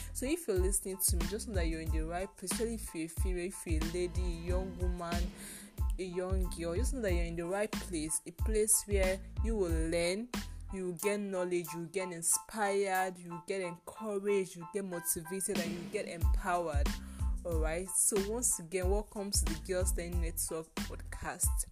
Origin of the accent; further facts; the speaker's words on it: Nigeria; I finished school here in my home country in Nigeria